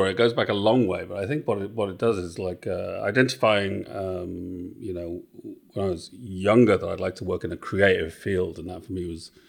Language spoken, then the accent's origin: English; Wales, United Kingdom; also born or lived in England / Australia; so I'm originally from Wales